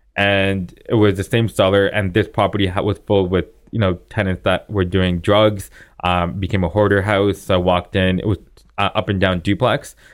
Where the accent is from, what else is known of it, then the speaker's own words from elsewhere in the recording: Vaughan, Ontario, Canada; now in Toronto, Canada; I grew up in Vaughan